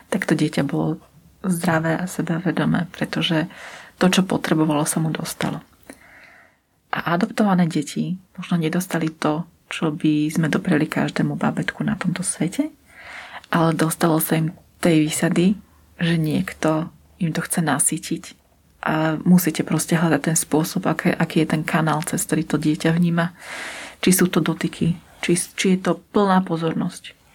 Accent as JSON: {"language": "Slovak", "town": "Bratislava", "region": "Bratislava Region", "country": "Slovakia", "said": "ja teda pochádzam z Bratislavy, ale dva a pol roka som pracovala v takom menšom okresnom meste."}